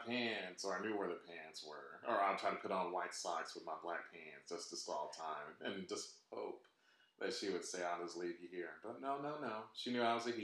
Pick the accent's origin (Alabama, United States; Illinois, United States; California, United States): Alabama, United States; I grew up in the Deep South. Grew up in Alabama